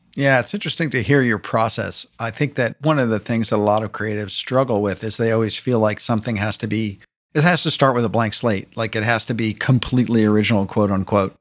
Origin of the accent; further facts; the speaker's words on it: New York City, New York, United States; I'm a New Yorker